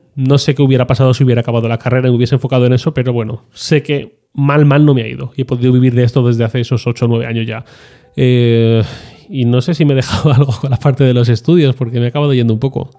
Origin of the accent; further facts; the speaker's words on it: Valencian Community, Spain; yo soy valenciano